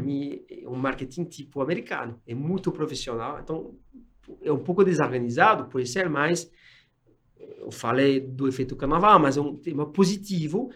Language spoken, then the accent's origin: Portuguese; France; Portuguese is a second language; moved away as an adult; also born or lived in Nigeria / Gabon; now in São Paulo, Brazil; não sou brasileiro, sou francês